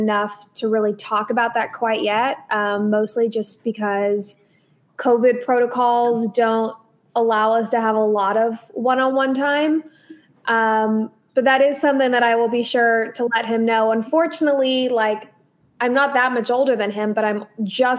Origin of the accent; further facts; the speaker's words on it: Dallas, Texas, United States; moved away as an adult; also born or lived in Missouri; now in Arizona, United States; So I'm from Dallas. I grew up there